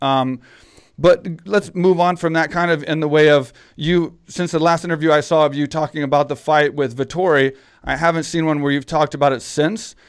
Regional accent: Texas, United States; I grew up in Texas

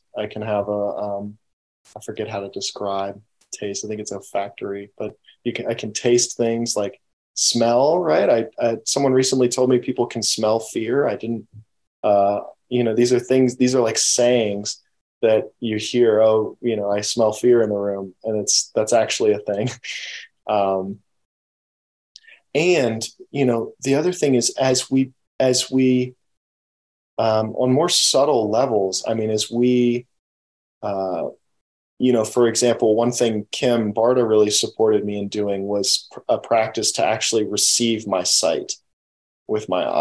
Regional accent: United States; I grew up in the United States

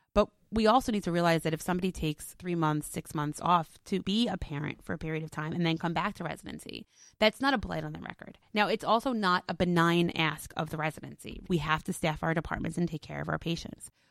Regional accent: New York City, New York, United States; I was born in Brooklyn

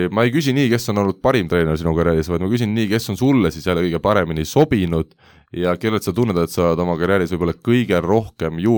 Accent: Estonia; born there; noh mina olen sündinud küll taasiseseisvunud Eesti ajal juba

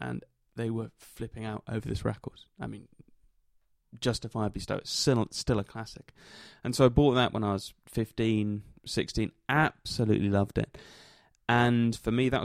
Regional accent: United Kingdom; And I grew up in Britain

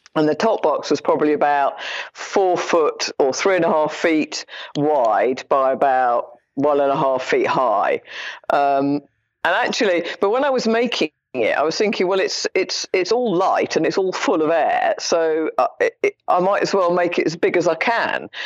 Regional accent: London, United Kingdom; When I was growing up in London, I was a child

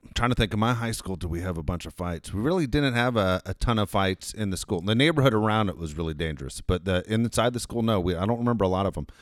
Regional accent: Los Angeles, California, United States; also born or lived in Tennessee; I was born in Los Angeles, moved to Tennessee, came back

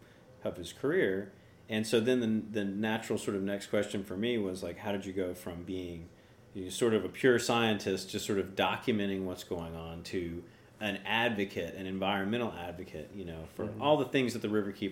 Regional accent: Tennessee, United States; moved away as an adult; now in Florida, United States; I'm not originally from Florida. I moved here about 20 years ago from East Tennessee. I have a deeper history with Florida than

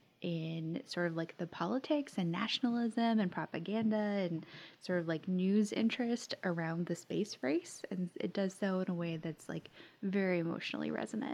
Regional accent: Florida, United States; I grew up in Florida and had the pleasure of going to like Kennedy Space Center for field trips

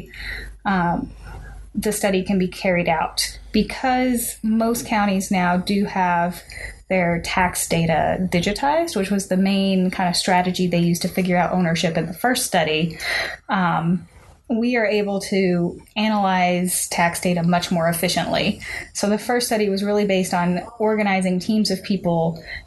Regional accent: Arkansas, United States; I am from the Mississippi Delta region of Northeast Arkansas.

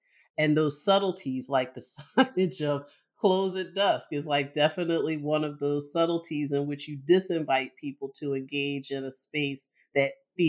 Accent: Philadelphia, Pennsylvania, United States; I grew up in Philadelphia, you know, a place that has a deeply politicized parks and recreation system and just kind of cultural practices.

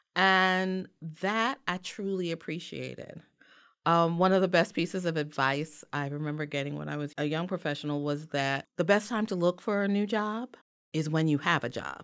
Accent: New York City, New York, United States; I am African-American from the South Bronx. and actually born at Weill

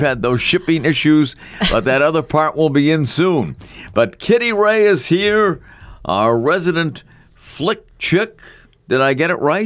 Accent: Scotland, United Kingdom; I'm Scottish

